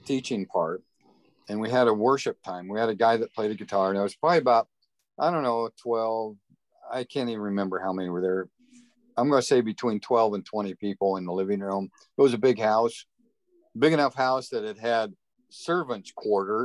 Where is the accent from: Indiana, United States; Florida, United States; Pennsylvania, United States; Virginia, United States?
Indiana, United States; I grew up in Indiana, farm country, country boy, basically, rural Indiana